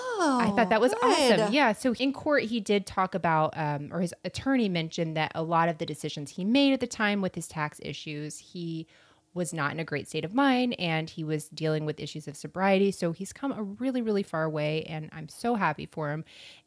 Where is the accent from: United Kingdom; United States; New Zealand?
United States; Florida; I'm from Florida.